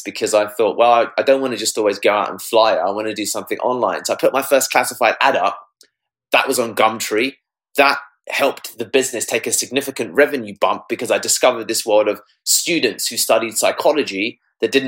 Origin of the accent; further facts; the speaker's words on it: United Kingdom; I'm British Indian, right? My parents grew up in India and came here to give us a better life